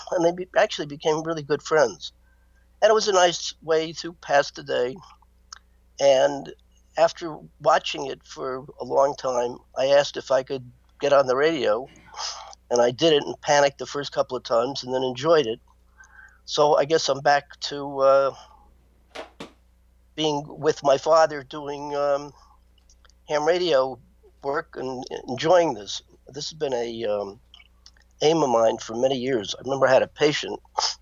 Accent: Miami, Florida, United States; As a boy growing up in Miami, Florida

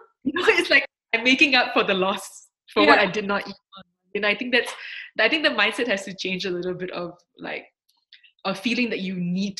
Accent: Singapore; moved away; I'm Singaporean.

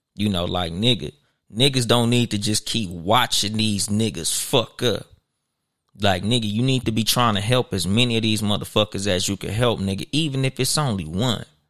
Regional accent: Compton, California, United States; I'm from Compton.

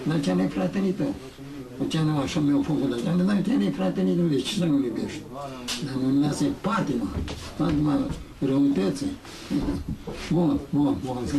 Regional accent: Romania; suntem români

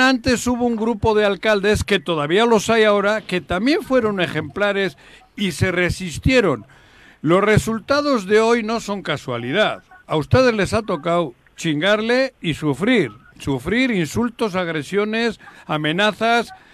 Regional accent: Bilbao, Basque Country, Spain; moved away as an adult; now in Mexico; yo nací en Bilbao, viví muchos años allí, soy vasco

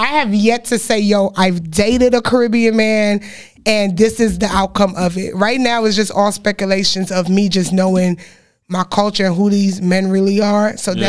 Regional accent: New York City, New York, United States; also born or lived in Trinidad; I was born in Trinidad, right? Okay. Raised in Brooklyn.

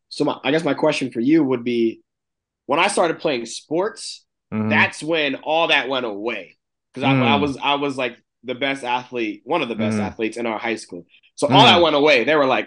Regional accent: Chambersburg, Pennsylvania, United States; where Tony and I grew up, we went through similar things in terms of we grew up in a small town in Pennsylvania called Chambersburg.

